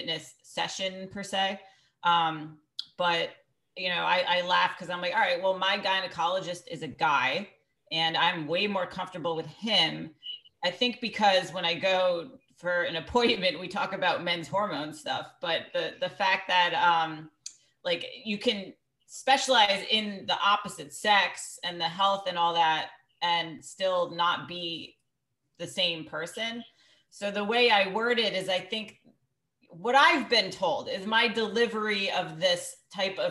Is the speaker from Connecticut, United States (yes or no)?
yes; Greenwich, Connecticut, United States; I grew up in Greenwich, Connecticut, where there's 9 golf clubs